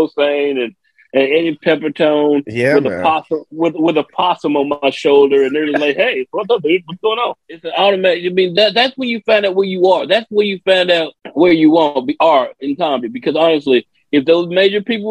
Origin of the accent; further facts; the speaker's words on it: Memphis, Tennessee, United States; I'm from Memphis